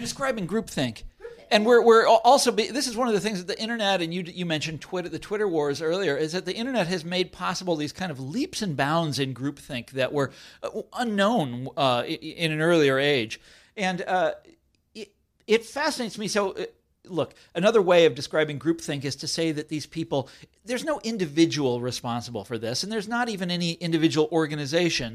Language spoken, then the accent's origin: English; Kansas City, Kansas, United States; I grew up in Kansas City, and I, I went to high school in Kansas City